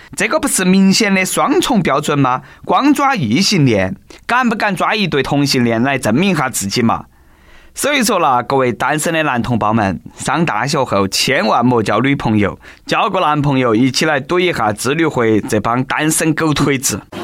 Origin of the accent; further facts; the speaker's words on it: China; accent: Sichuanese; 我们中国人的收入很高